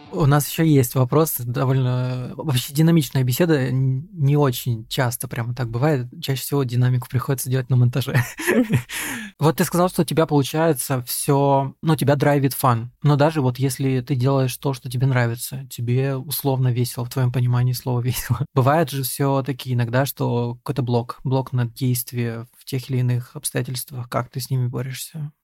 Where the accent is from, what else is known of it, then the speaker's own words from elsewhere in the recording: Moldova; moved away; also born or lived in Russia; я родился в Молдове, и гражданин Молдовы, и я не знаю молдавского